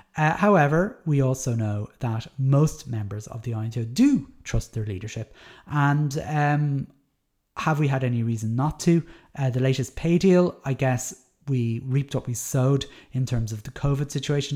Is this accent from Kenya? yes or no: no; Dublin, Leinster, Ireland; moved away; I'm from Dublin